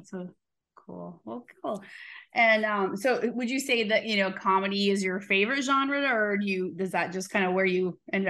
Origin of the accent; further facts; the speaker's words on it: Iowa, United States; now in Georgia, United States; I'm from Iowa originally. I live in Georgia now also